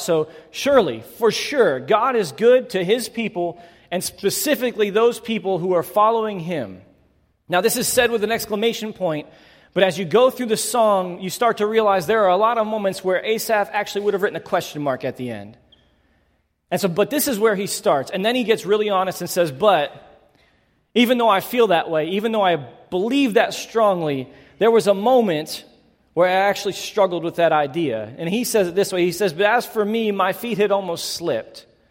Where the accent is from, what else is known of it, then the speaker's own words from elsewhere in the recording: Northwest Pennsylvania, United States; I grew up in Northwest Pennsylvania